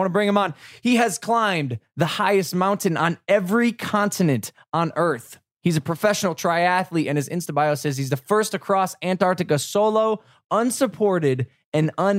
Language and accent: English; Ohio, United States; I'm from Ohio